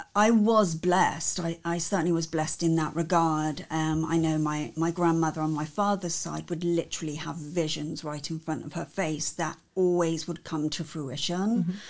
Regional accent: Cornwall, South West England, United Kingdom; I was born and bred in Cornwall in England, and in Cornwall, our symbol is the Cornish pixie.

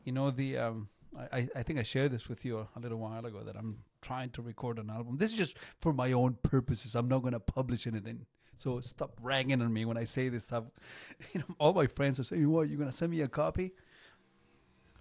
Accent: Chile; English is a second language; now in Canada; I come from Chile. And Chile, if you are familiar with, you know, geography, is just one long beach

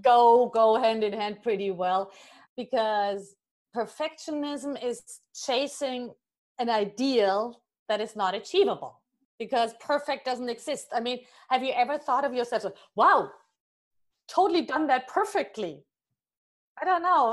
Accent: Germany; moved away; I'm originally from Germany

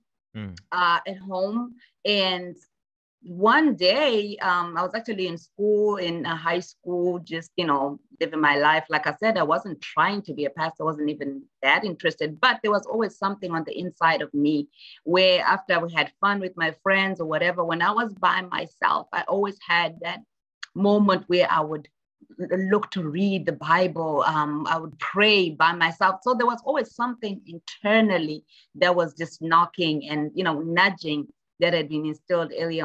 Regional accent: Zimbabwe; moved away as an adult; now in United States; I'm from Zimbabwe originally. And so I grew up in Zimbabwe. I went to high school in Zimbabwe, then came out here for college.

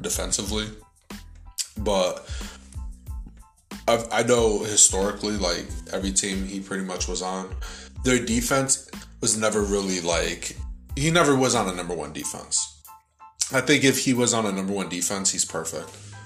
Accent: United States; as an American

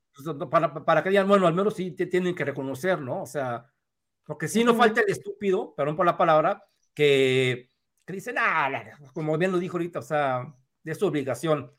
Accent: Mexico

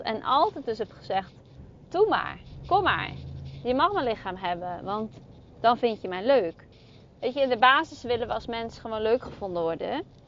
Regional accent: Zeeland, Netherlands; Ik kom uit Zeeland. Ook dan nog Zeeuwse, eh, van het platteland. Zeeuws meisje

